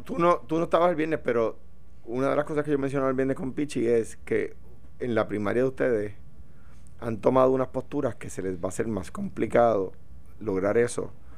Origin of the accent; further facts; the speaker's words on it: Coamo, Puerto Rico; now in Guaynabo, Puerto Rico; mi domicilio sigue siendo Cuamo